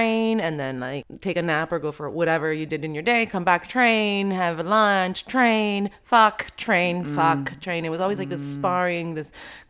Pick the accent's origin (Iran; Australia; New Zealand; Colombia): Colombia; Or the little town I grew up in Colombia, you know, every time I went to school, there would be like a coffin coming down the street.